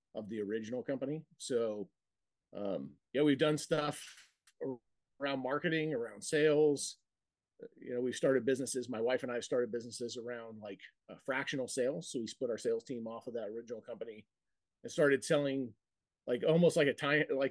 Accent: Montana, United States; moved away as an adult; now in Idaho, United States; I'm originally from Montana.

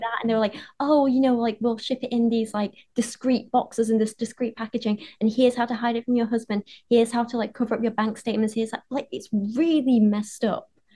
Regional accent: Penistone, Yorkshire and the Humber, United Kingdom; Barnsley is near where I grew up. I grew up in Penistone

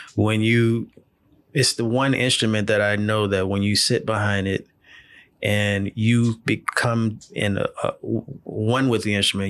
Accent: New Orleans, Louisiana, United States; I'm originally born and raised in New Orleans, uh, Louisiana.

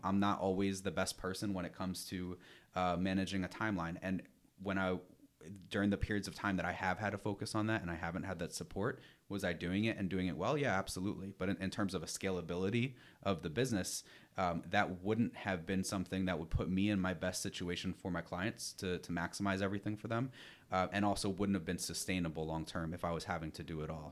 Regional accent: New York, United States; also born or lived in Rhode Island; I'm originally from New York.

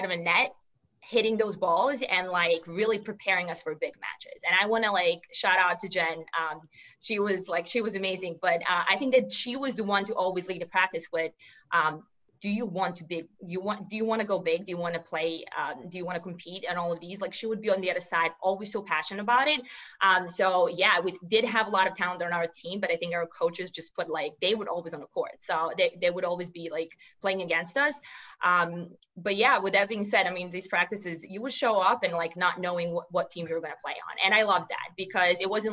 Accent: Serbia; English is a second language; moved away as an adult; also born or lived in New York City; I'm originally from Serbia, and that's, a small country in Europe

